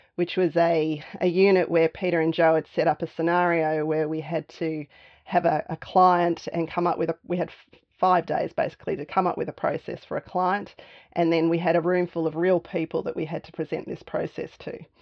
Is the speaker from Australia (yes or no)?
yes; Canberra, Australian Capital Territory, Australia; moved away as an adult; also born or lived in Melbourne; So I grew up in Canberra. So, moving to Melbourne in my early 20s